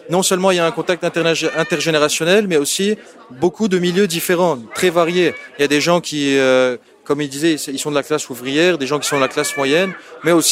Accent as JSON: {"language": "French", "town": "Paris", "region": "Île-de-France", "country": "France", "also_born_or_lived": "Lebanon", "said": "moi je viens de Paris et originellement je viens du Liban."}